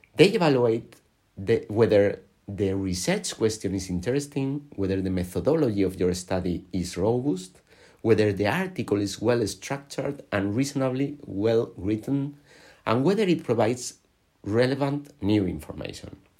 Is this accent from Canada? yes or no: no; Alicante, Valencian Community, Spain; I was born in Alicante in, on the Mediterranean coast of Spain